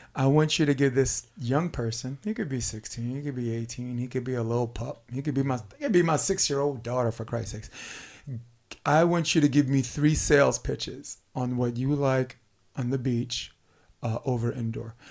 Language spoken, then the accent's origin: English; New York City, New York, United States; I'm born and raised in Brooklyn, Flatbush Avenue